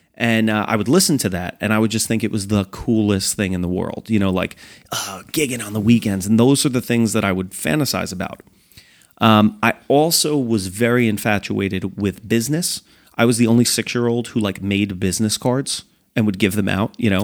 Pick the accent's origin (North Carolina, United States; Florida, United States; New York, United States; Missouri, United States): New York, United States; moved away; also born or lived in New Jersey; I grew up in New York